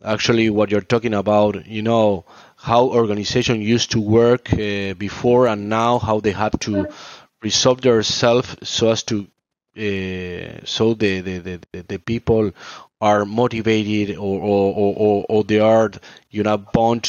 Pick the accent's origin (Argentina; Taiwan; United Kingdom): Argentina; I'm from South America, I'm from Argentina